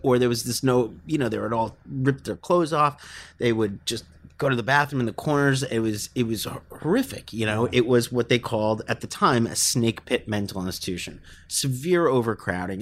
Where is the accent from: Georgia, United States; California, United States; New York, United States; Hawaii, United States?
New York, United States; New York City; born or raised there